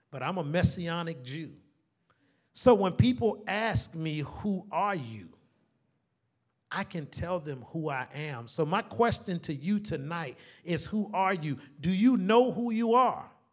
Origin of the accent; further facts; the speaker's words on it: Savannah, Georgia, United States; Born and raised here in Savannah